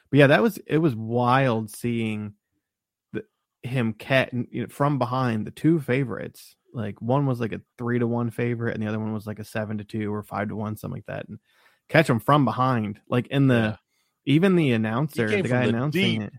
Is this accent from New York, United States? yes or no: no; Columbus, Ohio, United States; I'm from the Bottoms. Look up the Bottoms. That's where I'm from. Columbus.